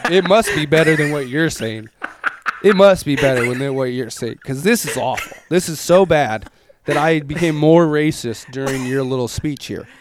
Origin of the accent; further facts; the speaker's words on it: United States; as an American dude